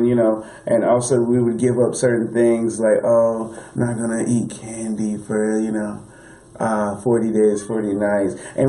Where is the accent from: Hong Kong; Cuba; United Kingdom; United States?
United States; New York City, New York; St. Vincent Fair, New York, Brooklyn.